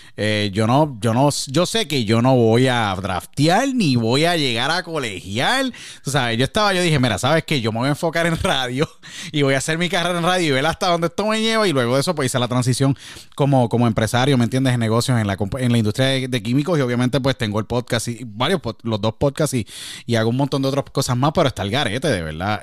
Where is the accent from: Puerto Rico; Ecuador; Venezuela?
Puerto Rico; San Juan; Somos los dos de San Juan